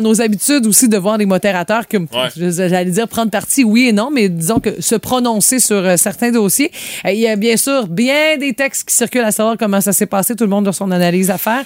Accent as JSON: {"language": "French", "town": "Sainte-Félicité", "region": "Quebec", "country": "Canada", "tie": "born or raised there", "also_born_or_lived": "Rimouski", "moved": "yes", "said": "quand j'étais jeune à Sainte-Félicité, le sous-sol n'était pas fini"}